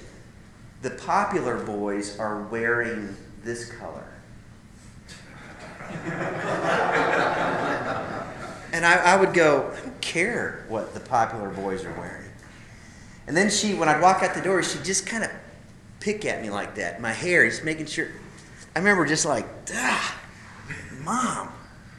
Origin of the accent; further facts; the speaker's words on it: Idaho, United States; I grew up in Idaho